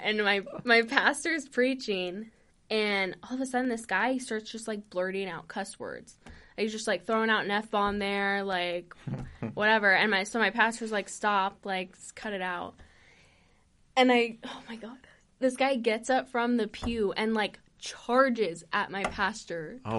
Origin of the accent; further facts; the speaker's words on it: New Mexico, United States; moved away as an adult; also born or lived in California; I didn't get into religion until we moved to New Mexico, because we moved there from California. Mm-hmm. And we moved to New Mexico, and probably when I was, I'd say 10